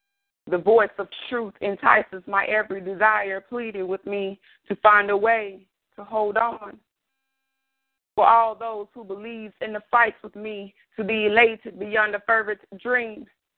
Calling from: Arlington, Texas, United States; I am calling from Arlington, Texas.

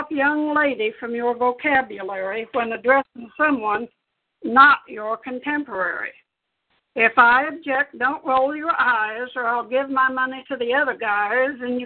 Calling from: Topeka, Kansas, United States; I'm calling from Topeka, Kansas

